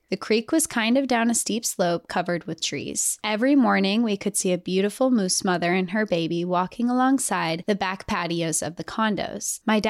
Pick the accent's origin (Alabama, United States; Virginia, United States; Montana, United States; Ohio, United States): Montana, United States; now in Texas, United States; I was born and raised in Montana, so I have a soft spot for the outdoors. I live in Texas now, but I miss the mountains so much.